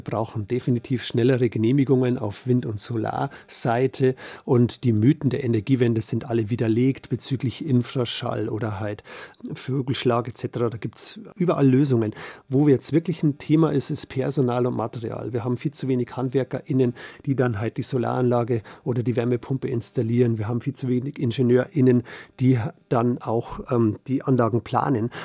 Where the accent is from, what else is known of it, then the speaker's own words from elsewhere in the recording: Bavaria, Germany; bei uns in Bayern